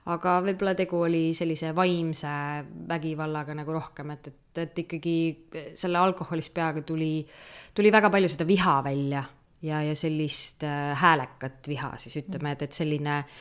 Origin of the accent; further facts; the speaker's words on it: Kudjape, Saare County, Estonia; meil see huud, kus ma üles kasvasin, oli Kudjape